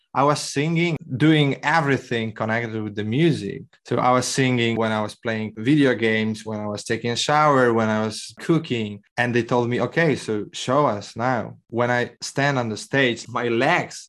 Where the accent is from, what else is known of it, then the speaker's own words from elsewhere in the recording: Poland; I'm from Poland